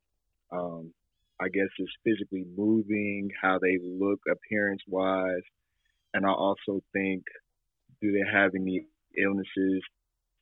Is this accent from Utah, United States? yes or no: no; Nashville, Tennessee, United States; I'm from Nashville, Tennessee.